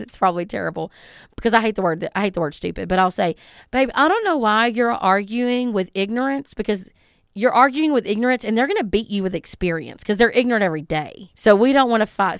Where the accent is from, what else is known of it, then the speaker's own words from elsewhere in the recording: the South, United States; I'm from the South